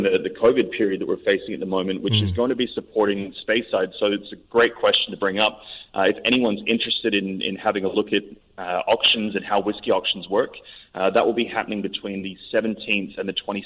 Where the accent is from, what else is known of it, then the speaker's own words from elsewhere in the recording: Philippines; I grew up in the Philippines